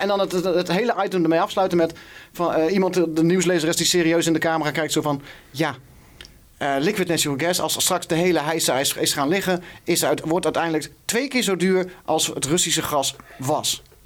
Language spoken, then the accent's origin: Dutch; Wageningen, Gelderland, Netherlands; waar ik vandaan kom. Wageningen.